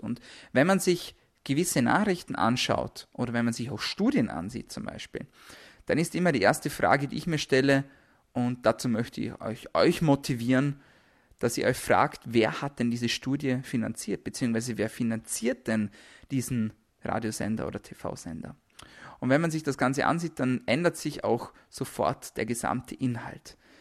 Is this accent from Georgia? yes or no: no; Austria; bei uns in Österreich